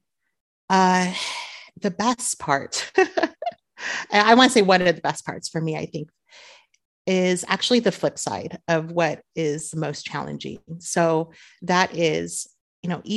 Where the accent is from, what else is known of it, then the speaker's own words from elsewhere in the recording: Southern California, United States; moved away as an adult; now in Beirut, Lebanon; born and raised in Southern California